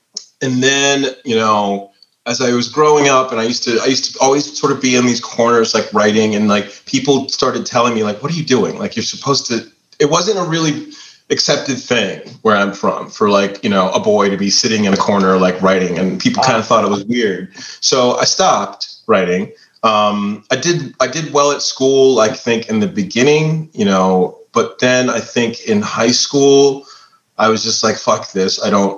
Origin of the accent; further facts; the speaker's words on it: Warren, Ohio, United States; moved away as an adult; also born or lived in Braceville, Ohio; now in Pittsburgh, United States; I'm from a little town called Braceville, Ohio. And then we moved to the big city, which is Warren, Ohio.